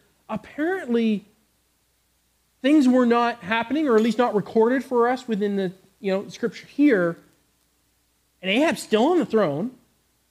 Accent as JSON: {"language": "English", "country": "Canada", "moved": "yes", "said": "I come from Canada."}